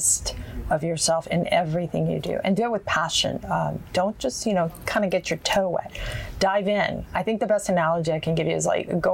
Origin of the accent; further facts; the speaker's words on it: Houston, Texas, United States; also born or lived in Honduras; I grew up in A-Leaf